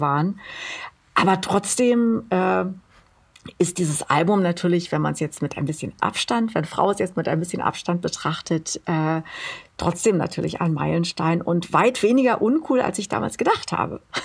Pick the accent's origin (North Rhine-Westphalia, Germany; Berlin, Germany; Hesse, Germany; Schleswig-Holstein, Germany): Berlin, Germany; ich komme aus Berlin